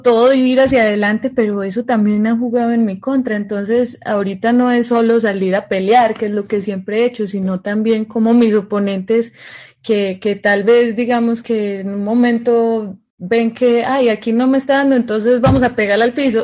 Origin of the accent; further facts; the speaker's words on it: Medellín, Antioquia, Colombia; estar aquí en, mi tierrita. Yo soy de Medellín, Colombia